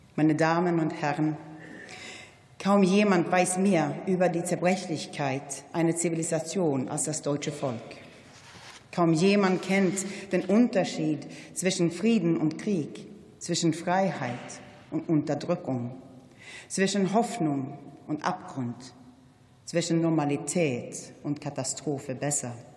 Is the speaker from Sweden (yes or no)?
yes; Sweden; als Schwedin